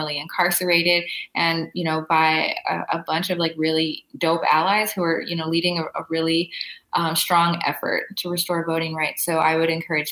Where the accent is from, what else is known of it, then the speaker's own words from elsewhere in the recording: Los Angeles, California, United States; growing up in Los Angeles